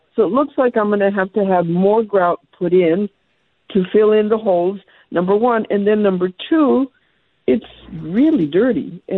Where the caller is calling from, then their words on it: Tucson, Arizona, United States; I'm calling from Tucson